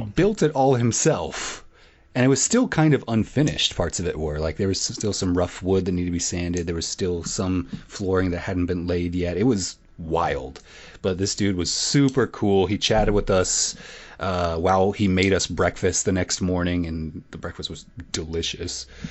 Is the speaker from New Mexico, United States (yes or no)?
no; Illinois, United States; I'm only from Illinois